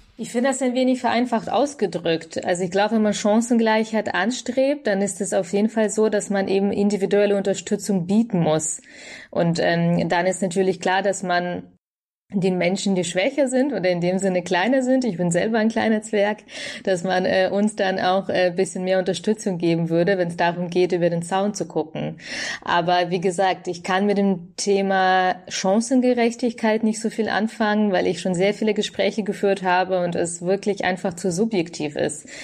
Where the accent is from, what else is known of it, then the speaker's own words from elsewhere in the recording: Bavaria, Germany; in Bayern, wo ich herkomme